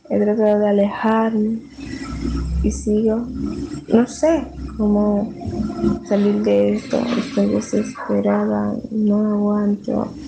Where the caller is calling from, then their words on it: Dominican Republic; Hola Julio, un gusto. … de República Dominicana.